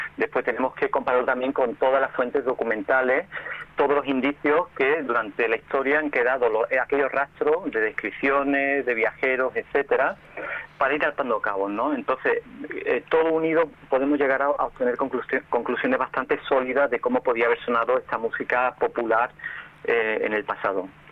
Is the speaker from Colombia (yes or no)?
no; Seville, Andalusia, Spain; mi pueblo de Sevilla